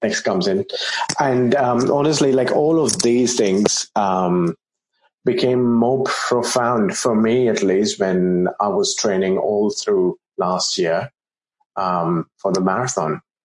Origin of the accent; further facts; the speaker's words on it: India; I grew up in India